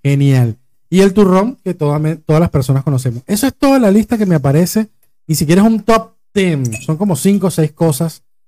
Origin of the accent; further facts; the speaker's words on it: Acarigua, Portuguesa, Venezuela; now in Argentina; en Acarigua, del pueblo de donde yo vengo